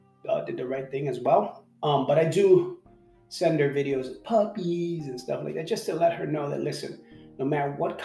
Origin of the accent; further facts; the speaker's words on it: New York City, New York, United States; growing up me in late 70s, 80s, right? It wasn't like New York City was paradise